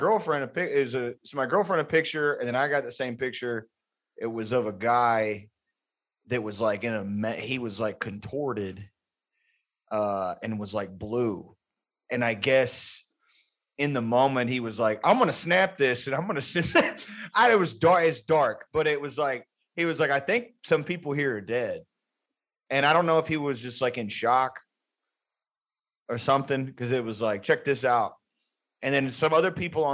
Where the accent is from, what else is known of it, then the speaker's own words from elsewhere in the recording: Houston, Texas, United States; I grew up in Houston